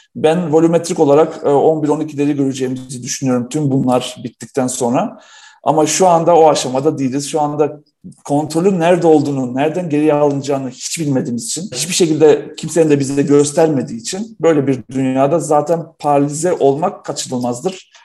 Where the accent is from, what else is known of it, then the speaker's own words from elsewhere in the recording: North Macedonia; now in Turkey; Artık olmayan bir ülkenin evladıyım. Yugoslavya'da doğdum